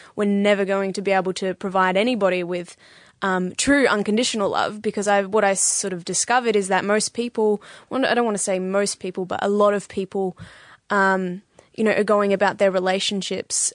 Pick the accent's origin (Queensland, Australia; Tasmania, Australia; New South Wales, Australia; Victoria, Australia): Victoria, Australia; Bendigo; moved away as an adult; now in St Kilda, Australia; I'm from originally I'm from Bendigo